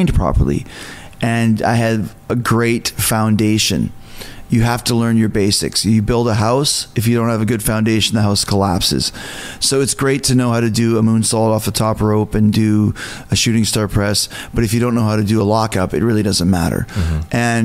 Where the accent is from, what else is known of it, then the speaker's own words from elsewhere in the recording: Canada; I'm from Canada